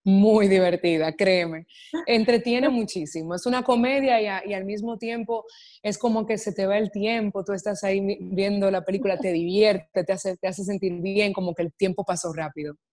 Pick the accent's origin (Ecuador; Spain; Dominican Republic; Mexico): Dominican Republic; el cine que hago es normalmente he eh, consumido en mi país, en República Dominicana